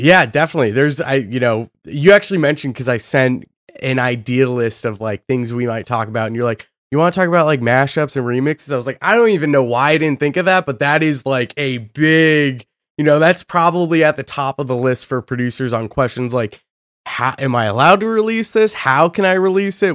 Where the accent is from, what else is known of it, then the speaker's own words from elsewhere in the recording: Boise, Idaho, United States; I'm from Boise, Idaho